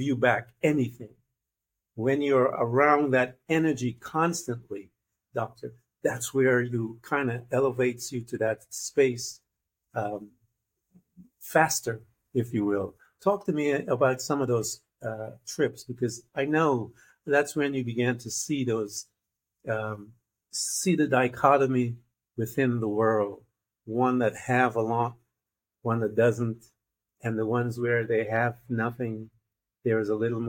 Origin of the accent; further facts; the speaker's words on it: Guyana; now in United States; I am from Guyana, which is a neighbor to Brazil